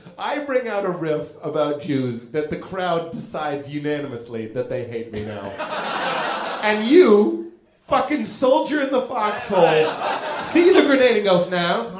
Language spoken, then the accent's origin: English; United States; I'm the American who doesn't know what's made it to Australia yet.